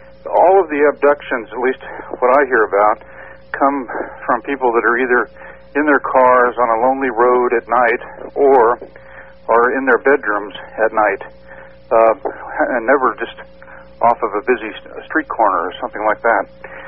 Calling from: Oregon, United States

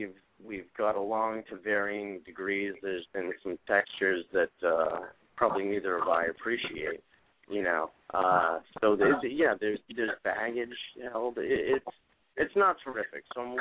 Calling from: Boston, Massachusetts, United States; Boston, Massachusetts.

